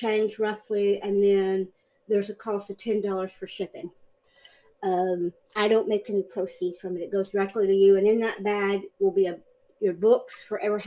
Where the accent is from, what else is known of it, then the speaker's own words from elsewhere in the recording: United States; as an American